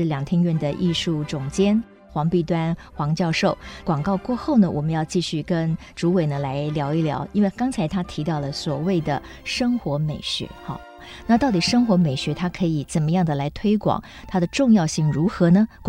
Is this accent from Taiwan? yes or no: yes; Kaohsiung, Taiwan; moved away; 回到了这个高雄哈，我的家乡，